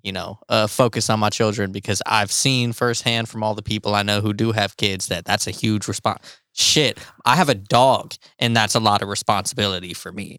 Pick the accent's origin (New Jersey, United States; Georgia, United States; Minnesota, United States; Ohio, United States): Ohio, United States; Cleveland, Pymatuning Valley; also born or lived in Euclid, Ohio; my parents moved me out of the city, out of Cleveland, to the middle of fucking nowhere